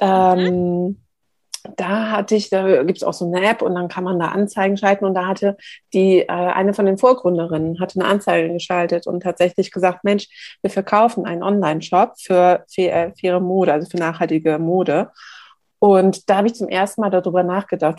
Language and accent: German; Hamburg, Germany; Bei uns in Hamburg